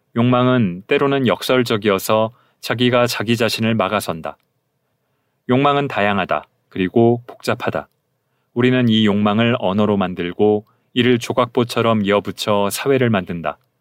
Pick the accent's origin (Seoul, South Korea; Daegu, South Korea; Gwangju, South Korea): Seoul, South Korea; accent: Seoul dialect; also born or lived in Gyeonggi Province / Gyeongsang Province / Gangwon Province / United States; 저는 서울 사투리를 주로 쓰는 이성애자 남성